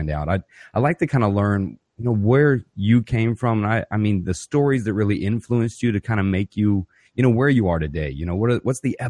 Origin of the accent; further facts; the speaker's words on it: Ocoee, Florida, United States; also born or lived in Pine Hills, Florida; I'm born and raised in Orlando, a little town called Pine Hills I was born in and raised in Ocoee